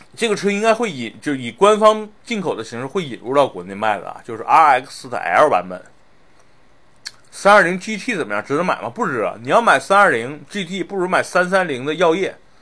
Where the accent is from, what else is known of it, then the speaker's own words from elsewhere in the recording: Northeast China, China; moved away; 我小时候是在，是在东北长大的